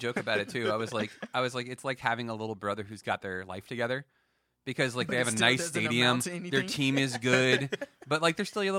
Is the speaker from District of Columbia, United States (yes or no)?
yes; Washington, D.C. area, District of Columbia, United States; growing up here